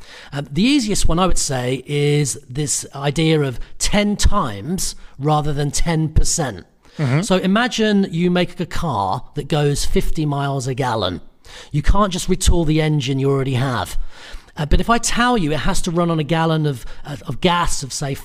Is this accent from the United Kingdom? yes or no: yes; United Kingdom; I'm Irish Italian. I grew up in the UK, so I'm British